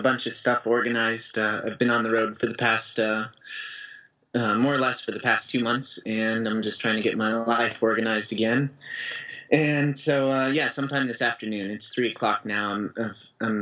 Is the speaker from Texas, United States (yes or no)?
no; Aspen, Colorado, United States; also born or lived in Portland, Oregon; my hometown of Aspen